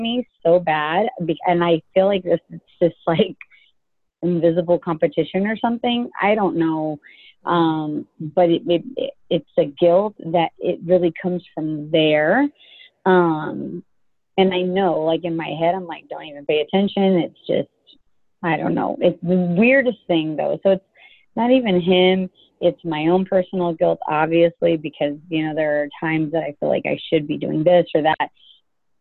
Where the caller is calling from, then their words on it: Dallas, Texas, United States; I'm calling actually from Dallas.